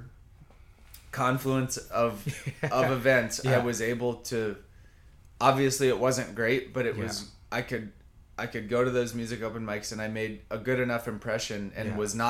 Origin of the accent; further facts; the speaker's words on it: South Carolina, United States; born there; also born or lived in Alaska / Vermont; I grew up in, I was born in South Carolina, lived in North Carolina.